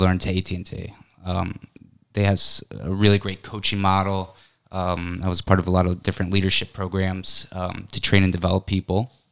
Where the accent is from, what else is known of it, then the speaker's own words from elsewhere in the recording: Connecticut, United States; I'm originally from Connecticut. So I lived in Connecticut my whole life